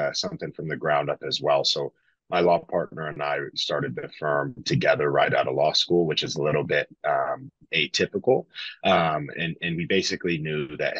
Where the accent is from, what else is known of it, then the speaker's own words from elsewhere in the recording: Lincoln, Nebraska, United States; moved away; also born or lived in Colorado; I'm originally from Lincoln, Nebraska